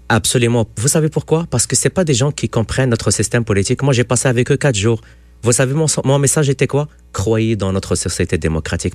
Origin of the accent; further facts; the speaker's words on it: Quebec, Canada; En tant que Québécois